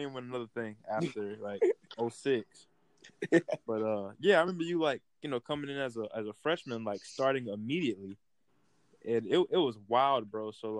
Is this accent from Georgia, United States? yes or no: yes; Folkston, Georgia, United States; me, I'm from Folkestone, Georgia